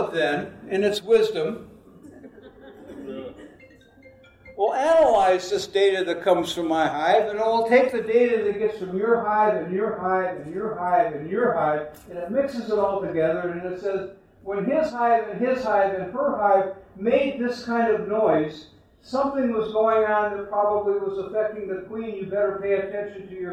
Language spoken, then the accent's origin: English; United States; I was from America.